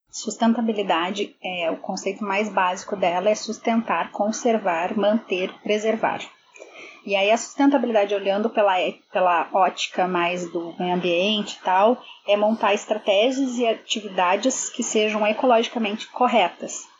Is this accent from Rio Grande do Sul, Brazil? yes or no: yes; Porto Alegre, Rio Grande do Sul, Brazil; moved away as an adult; now in Toronto, Canada; sou de Porto Alegre, mas sempre trabalhei na área de moda